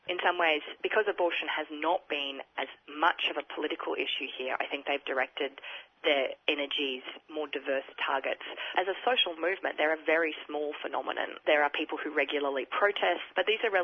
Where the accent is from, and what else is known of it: South Australia, Australia